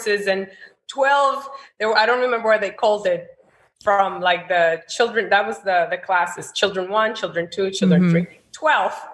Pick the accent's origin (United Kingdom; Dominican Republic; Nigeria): Dominican Republic; Santo Domingo; English is a second language; moved away as an adult; also born or lived in New Jersey / New York; I was born in Jersey and raised in Santo Domingo.